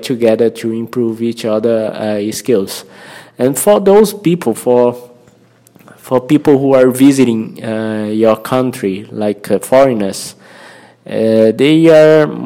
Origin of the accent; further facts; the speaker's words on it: Brazil; first language Portuguese; English is a second language; I'm a Brazilian and my mother tongue is Portuguese.